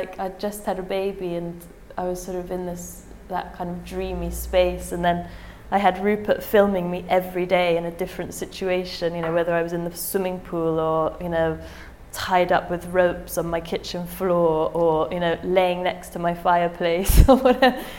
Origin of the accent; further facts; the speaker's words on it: England, United Kingdom; being English